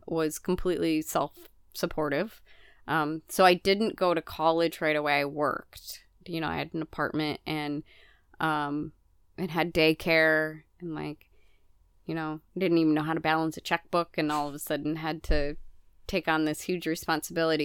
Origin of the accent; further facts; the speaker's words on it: Midwest, United States; moved away; also born or lived in Mississippi River area; growing up in the Midwest